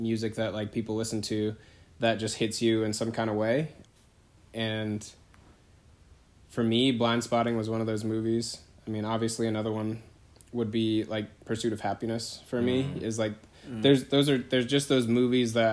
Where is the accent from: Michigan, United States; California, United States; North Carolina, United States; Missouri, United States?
California, United States; Bay Area; now in Greensboro, United States; I'm from the Bay Area. I'm from the west side